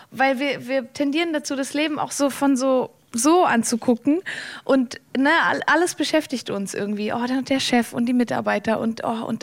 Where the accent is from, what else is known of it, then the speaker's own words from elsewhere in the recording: Valais, Switzerland; Ich bin aus dem Wallis, meine Familie ist da, das war immer schon